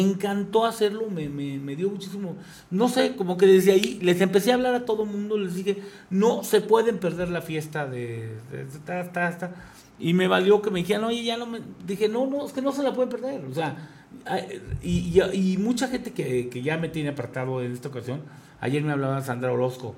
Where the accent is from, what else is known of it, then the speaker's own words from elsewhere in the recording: Querétaro, Mexico; yo soy queretano